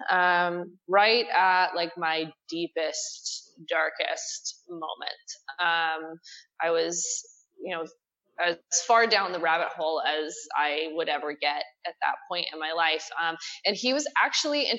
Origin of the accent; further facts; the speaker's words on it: Texas, United States; I grew up here in Texas